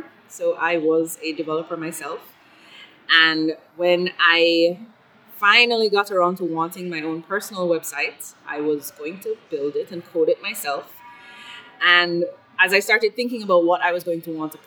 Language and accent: English; Kingston, Jamaica; also born or lived in Scotland / Belgium / Miami / Italy; I spent most of my life in Jamaica, in Kingston, Jamaica, the capital